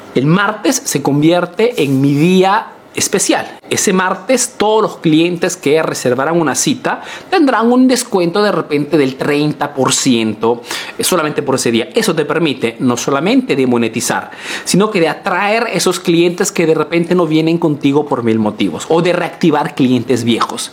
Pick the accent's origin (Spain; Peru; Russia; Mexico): Peru; now in Italy